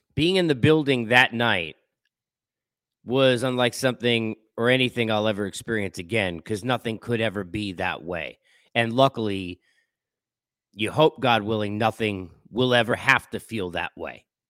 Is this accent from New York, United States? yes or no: yes; Long Island, New York, United States; Living in New York and growing up in Long Island